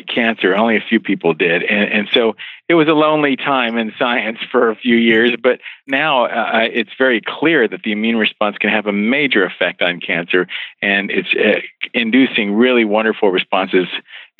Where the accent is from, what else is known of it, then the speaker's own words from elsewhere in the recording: West Virginia, United States; moved away; also born or lived in Philadelphia / Baltimore / Bethesda, Maryland; I grew up in West Virginia